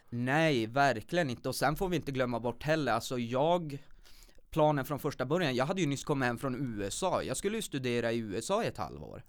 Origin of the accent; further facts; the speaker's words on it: Kiruna, Norrbotten County, Sweden; född och uppvuxen här i Kiruna